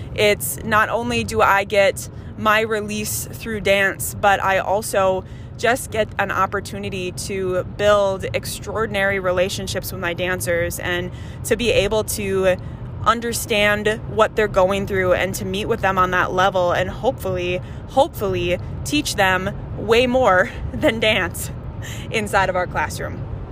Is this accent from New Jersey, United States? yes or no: no; Andover, Minnesota, United States; We grew up in Andover, Minnesota